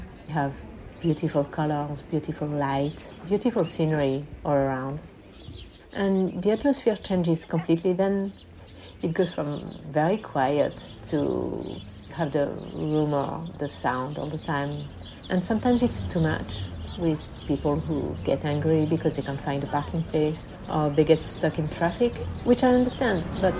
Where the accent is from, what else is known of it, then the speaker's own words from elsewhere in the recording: Paris, Île-de-France, France; moved away as an adult; also born or lived in Glasgow, Scotland; now in Étretat, France; I'm 51 and I'm a non-binary lesbian. I grew up in Paris and spent most of my life there until the end of my studies, where I went to Glasgow in Scotland for a year.